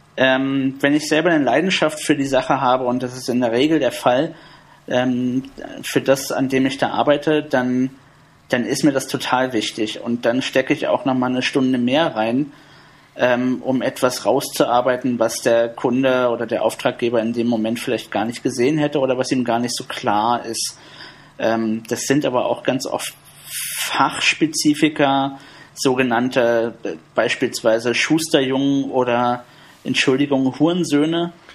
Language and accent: German; Berlin, Germany; Ich bin im Südosten von Berlin aufgewachsen